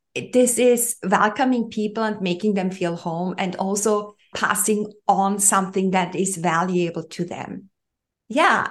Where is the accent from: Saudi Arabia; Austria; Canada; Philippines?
Austria; I grew up in Europe, in the heart of Europe, to be specific. I'm from Austria, where I'm living at at the moment